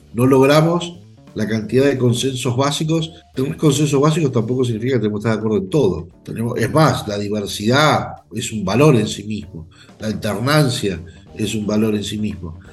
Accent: Argentina; nosotros mismos como argentinos

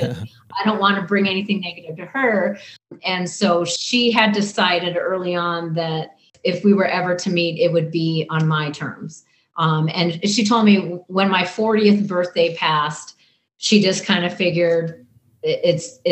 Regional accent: Bismarck, North Dakota, United States; accent: Canadian / North Dakotan; moved away as an adult; also born or lived in Kamloops, British Columbia, Canada / Miles City, Montana; now in Nevada, United States; Montana for 1 year, fourth grade year, and then fifth grade on in Bismarck, North Dakota

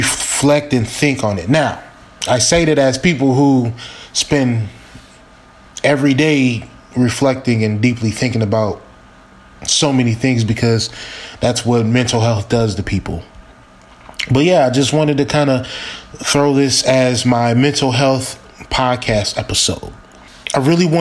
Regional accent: Milwaukee, Wisconsin, United States; I was born in Milwaukee, Wisconsin, living on 39th Street

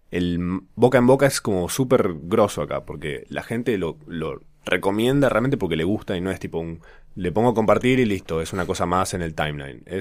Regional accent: Córdoba, Argentina; moved away as an adult; now in Buenos Aires, Argentina; yo soy cordobés y viví 20 años allá. Y mm, lo más gracioso de todo es que yo nunca tuve acento hasta que vine a Buenos Aires a vivir.

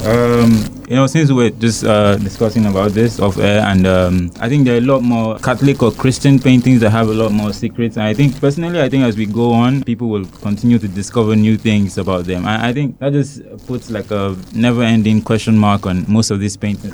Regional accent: Nigeria; moved away as an adult; now in Hungary; I'm from Nigeria

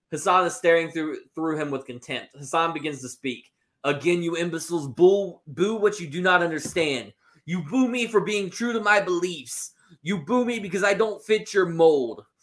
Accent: Syracuse, New York, United States; born there; This is our country. I was born in Syracuse, New York.

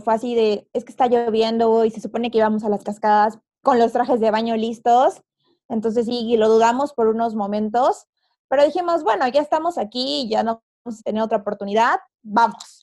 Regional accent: Tehuacán, Puebla, Mexico; moved away as an adult; now in Mexico City, Mexico; yo soy de Tehuacán

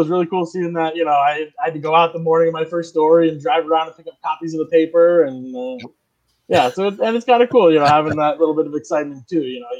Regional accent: Vermont and New Hampshire, New England, United States; moved away as an adult; now in New Bedford, United States; I grew up in Vermont and New Hampshire, and I went to all these other places

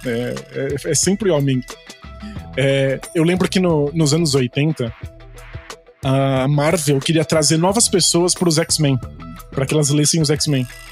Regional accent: Brazil; como brasileiro

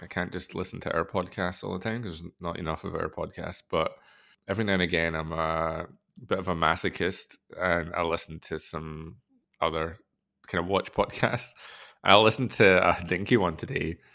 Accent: Scotland, United Kingdom

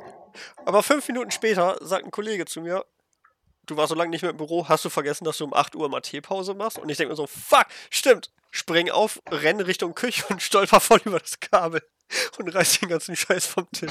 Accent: Germany; als Deutscher

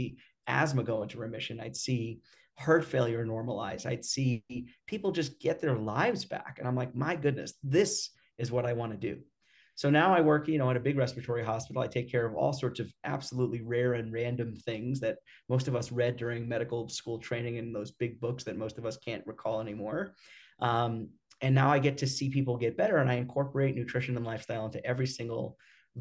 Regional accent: New York, United States; I grew up in New York

